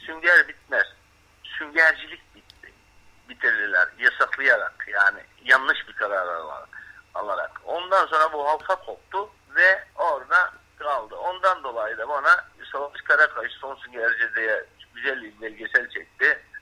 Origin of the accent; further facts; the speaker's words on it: Bodrum, Muğla, Turkey; Bodrum merkeze bağlı 20 kilometre Bodrum'un doğu tarafında Şık vardır Yalı Çiftlik. Orada doğmuşum.